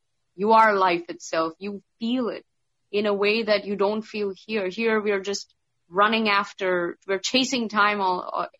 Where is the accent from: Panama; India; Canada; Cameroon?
India; So because even though I'm a Hindu and from India, because I grew up in the Middle East, I was more exposed to, Arabic and Islamic taboos, I think.